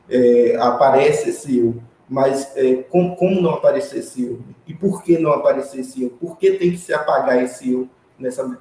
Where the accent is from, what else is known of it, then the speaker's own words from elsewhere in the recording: Northeast Region, Brazil; sendo nordestino também, né? no caso, uma bicha nordestina, de uma cidade pequena do interior do Nordeste.